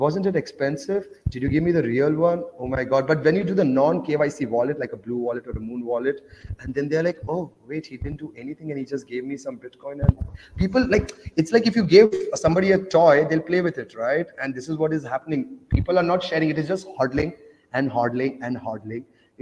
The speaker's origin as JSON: {"language": "English", "country": "Oman", "tie": "born or raised there", "also_born_or_lived": "India", "moved": "yes", "said": "I grew up in Oman, though. That's next to Dubai. So I grew up in a Muslim country"}